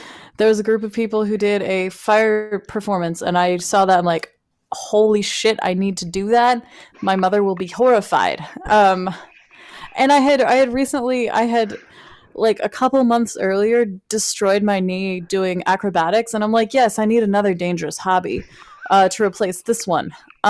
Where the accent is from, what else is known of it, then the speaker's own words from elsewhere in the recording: Alaska, United States; now in Texas, United States; when I first moved here, it was like, hey … I'm from Alaska. That's how I introduced myself.